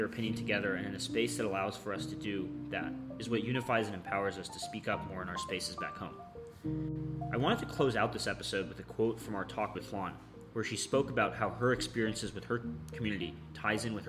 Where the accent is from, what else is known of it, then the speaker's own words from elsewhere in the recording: Northeast, United States; I was born in the United States